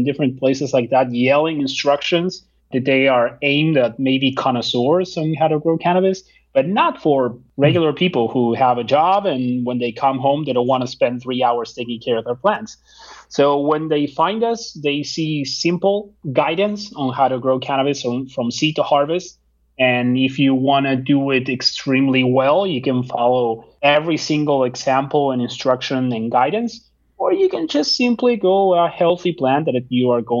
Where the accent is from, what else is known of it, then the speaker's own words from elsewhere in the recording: Argentina; now in United States; I'm from Argentina